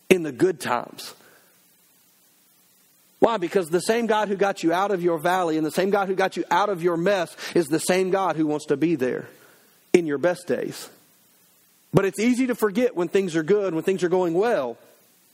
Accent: United States; as an American citizen

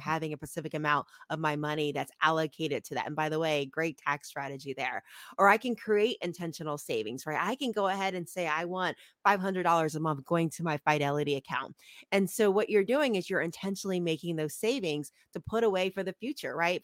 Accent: Ohio, United States; moved away; I grew up in Ohio

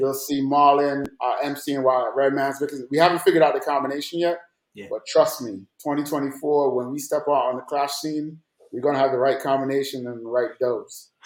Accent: Jamaica; also born or lived in New York; now in Atlanta, United States; growing up in Jamaica

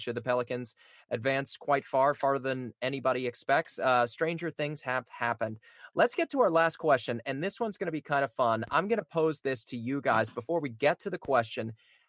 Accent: New Orleans, Louisiana, United States; now in Orlando, United States; I'm from New Orleans, Louisiana. I grew up with Saints season tickets from 1991 all the way until, I want to say, 2002.

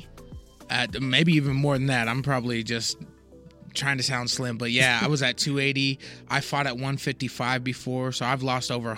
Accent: Glendale, United States; I grew up in Glendale.

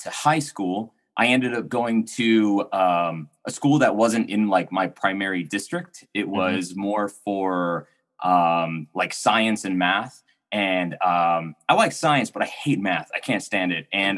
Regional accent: Pharr, Texas, United States; moved away; I grew up in South Texas. I grew up in a city called Farr

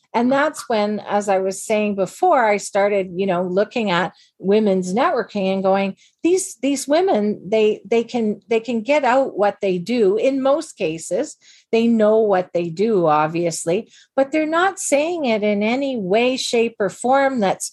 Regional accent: Canada; we're all Canadian women

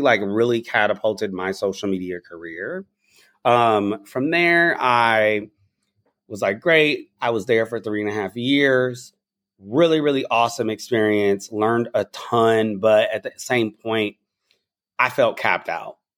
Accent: the South, United States; I'm also from the South, so my little nothing, my slang is probably from there

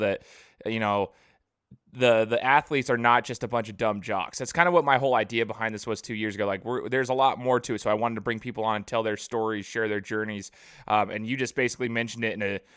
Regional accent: Boise, Idaho, United States; I'm from Boise

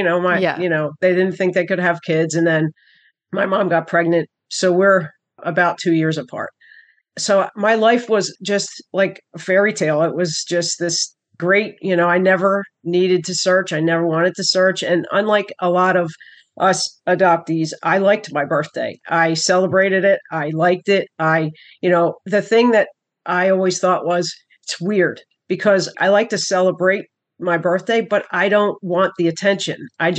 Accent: Wilmington, Delaware, United States; born there; I was born in 1963. I was born in Wilmington, Delaware.

